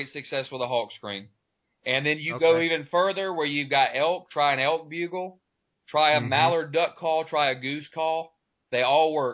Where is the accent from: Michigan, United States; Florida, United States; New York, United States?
Florida, United States; I'm born and raised in Florida